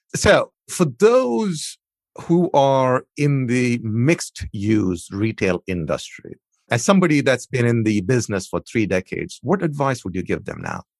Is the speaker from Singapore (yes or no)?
no; India; moved away; My heritage is I, I grew up in India